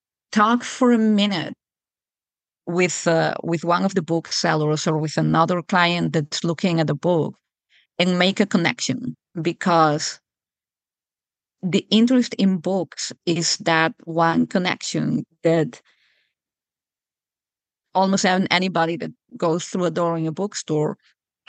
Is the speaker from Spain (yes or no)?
yes; Spain; moved away as an adult; now in Juneau, United States; my accent is definitely not American. I come from Europe and from Spain. I grew up and lived in Spain until well into adulthood